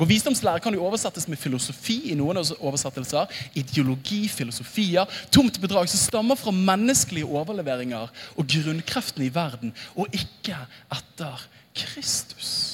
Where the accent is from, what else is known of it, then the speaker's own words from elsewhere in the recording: Bergen, Vestland, Norway; den evangeliske lutherske frikirke, som jeg vokste opp i i Åsane bydel